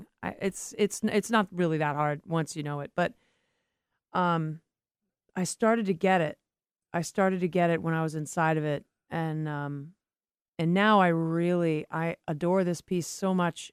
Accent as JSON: {"language": "English", "town": "Boston", "region": "Massachusetts", "country": "United States", "said": "I'm from Boston"}